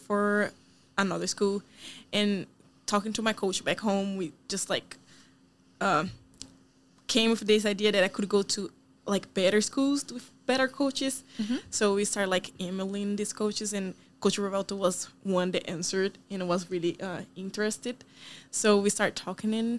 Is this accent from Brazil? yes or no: yes; Brazil; English is a second language; moved away as an adult; now in Kansas, United States; I am from Brazil.